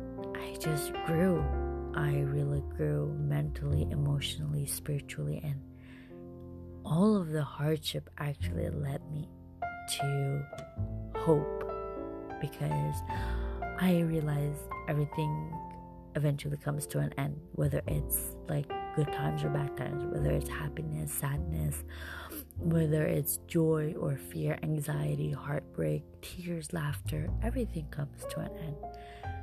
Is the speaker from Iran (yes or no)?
yes; Iran; now in Canada; I am Canadian born, but I have been raised in Iran. And because I was raised there, I kind of always call Iran home. I am currently living in Canada